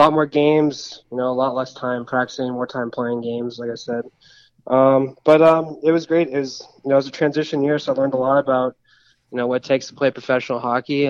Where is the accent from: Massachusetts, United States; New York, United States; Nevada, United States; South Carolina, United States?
Nevada, United States; Las Vegas; I'm from Las Vegas, so I'm used to, you know, being from a city